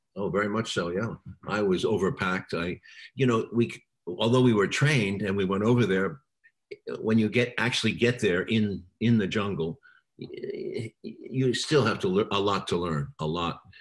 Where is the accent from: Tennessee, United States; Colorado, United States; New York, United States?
New York, United States; New York City; I was born in New York City uh, in September of 46